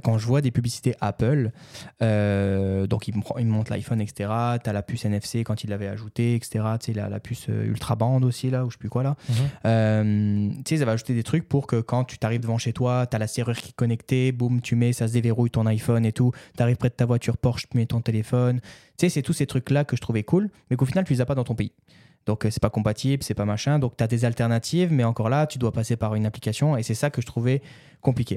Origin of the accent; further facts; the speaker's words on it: France; moved away; chez moi en France, mes parents